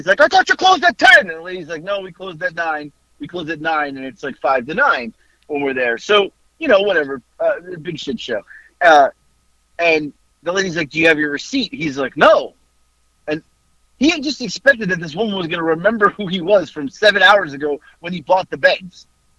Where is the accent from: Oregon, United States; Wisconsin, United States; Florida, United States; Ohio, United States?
Florida, United States; And then my mom will randomly always go, we're from Florida.